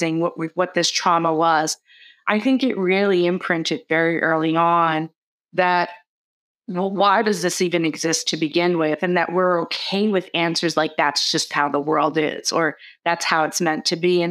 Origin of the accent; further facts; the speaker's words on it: New York City, New York, United States; growing up in the Bronx, while there was so much resiliency and community fabric